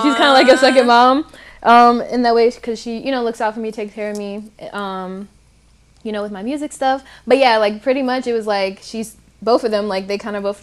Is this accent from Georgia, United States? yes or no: no; Detroit, Michigan, United States; I'm from Detroit, Michigan as well. And I am a R&B singer from Detroit, Michigan